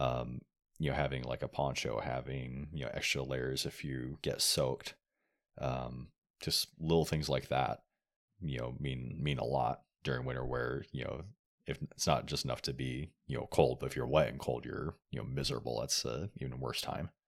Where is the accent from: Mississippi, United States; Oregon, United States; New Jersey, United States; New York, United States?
Oregon, United States; moved away as an adult; also born or lived in Texas; I grew up in Oregon